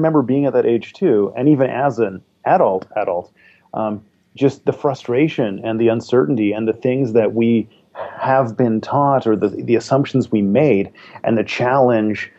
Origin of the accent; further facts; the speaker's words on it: Sunshine Coast, British Columbia, Canada; I am from the Sunshine Coast, which is north of Vancouver, British Columbia.